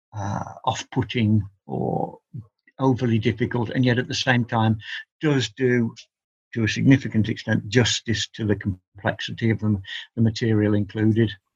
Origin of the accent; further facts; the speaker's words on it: England, United Kingdom; I've always regarded myself as an Englishman studying an Indian religion